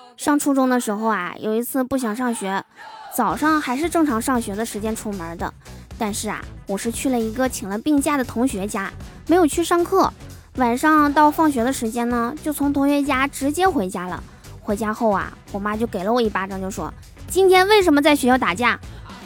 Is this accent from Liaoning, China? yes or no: yes; Liaoning, China; 我们辽宁这边儿